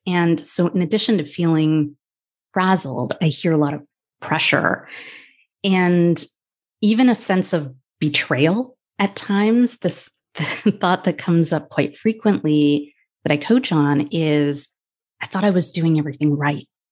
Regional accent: United States; I'm Indian American, biracial

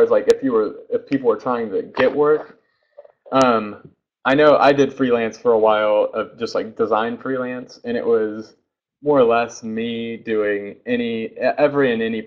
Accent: Oklahoma, United States; I'm from Oklahoma, and especially from prior Oklahoma, this small town.

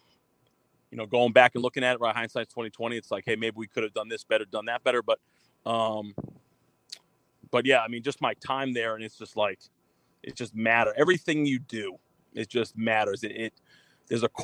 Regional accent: Massachusetts, United States; moved away as an adult; also born or lived in Green Bay, Wisconsin; I'm originally from Massachusetts, went to a small Division III school there

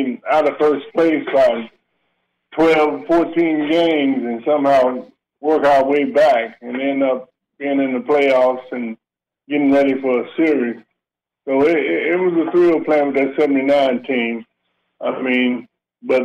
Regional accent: Cincinnati, Ohio, United States; I was raised in Cincinnati

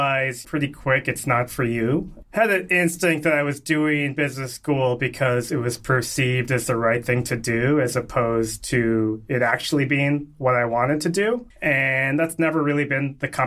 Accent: Connecticut, United States; growing up in Connecticut

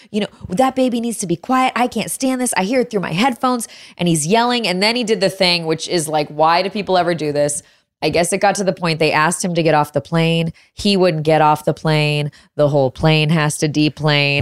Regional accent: Chicago, Illinois, United States; now in Austin, United States; I grew up in Chicago

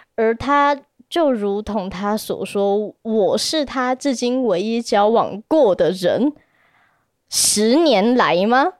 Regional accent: Taipei, Taiwan; 我是台北人

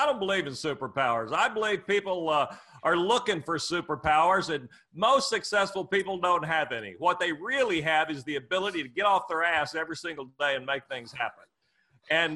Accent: Muskogee, Oklahoma, United States; I grew up dirt poor in Muskogee, Oklahoma

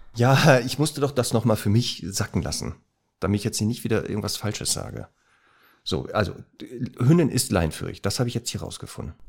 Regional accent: Duisburg, North Rhine-Westphalia, Germany; moved away; also born or lived in Northern Germany; Heimatstadt ist ja Duisburg, aber ich lebe ja hier in Norddeutschland

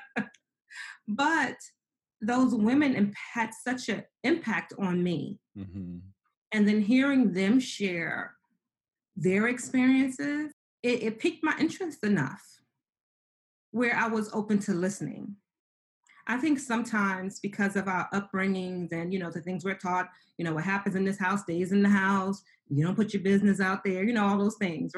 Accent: New York City, New York, United States; growing up in New York City, being very poor, homeless by the age of 15

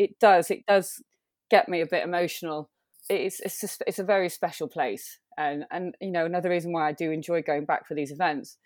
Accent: Manchester, North West England, United Kingdom; I'm born born and raised in Manchester

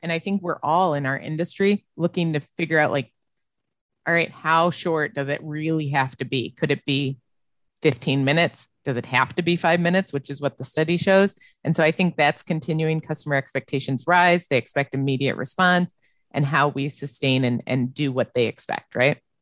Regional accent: Illinois, United States; moved away as an adult; also born or lived in Las Vegas / Dallas / Austin; now in Wisconsin, United States; I grew up in Illinois

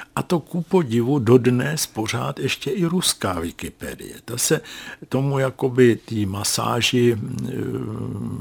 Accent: Czechia; jsem z Česka.

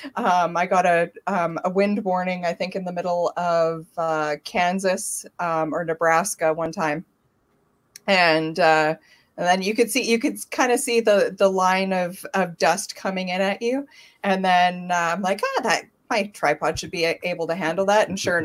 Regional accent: Thompson, Manitoba, Canada; I grew up in Thompson, Manitoba, which is about eight hours north of Winnipeg.

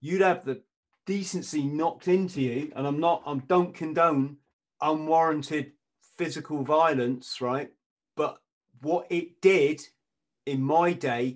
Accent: England, United Kingdom; I'm an Englishman.

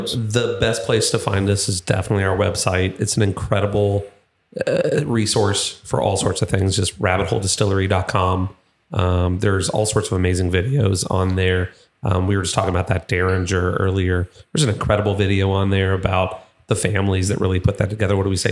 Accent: Louisville, Kentucky, United States; I am from Louisville

